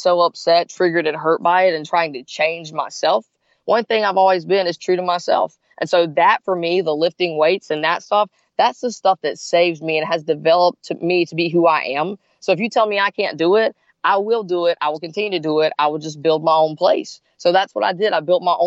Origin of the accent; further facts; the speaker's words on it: South Carolina, United States; now in Gainesville, United States; I grew up in South Carolina